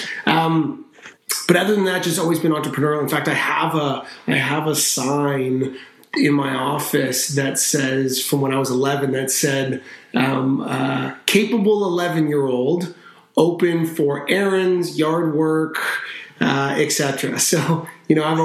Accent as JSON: {"language": "English", "town": "North Vancouver", "region": "British Columbia", "country": "Canada", "tie": "born or raised there", "said": "I grew up in Vancouver. We grew up in North Vancouver"}